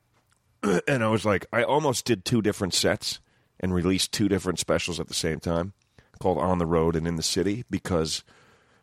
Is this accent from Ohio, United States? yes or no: no; New Jersey, United States; also born or lived in Los Angeles; I was from Jersey, so I was like, all right, I'm going to move back. And I lived in my parents' basement